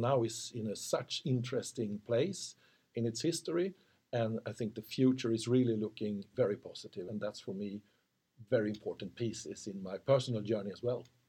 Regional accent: Motala, Östergötland, Sweden; also born or lived in Linköping; I've been living in Linköping for most of my time. I was born in Motala, but living in Linköping quite a long time.

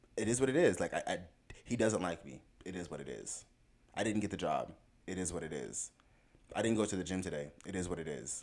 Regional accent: South Florida, United States; I grew up in South Florida

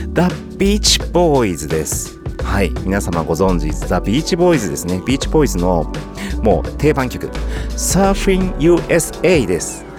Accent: Daigo, Ibaraki, Japan; サッカフェがある僕の実家の1階の奥のねただいまゲストルームのところは元パーティールームでした

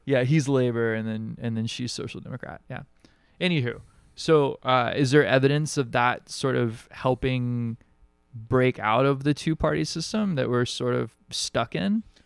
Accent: Alabama, United States; now in Hawaii, United States; I grew up in Alabama

